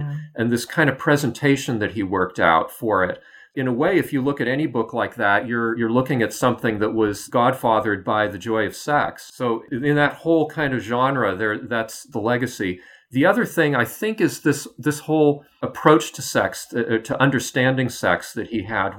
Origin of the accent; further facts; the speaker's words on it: United States; as an American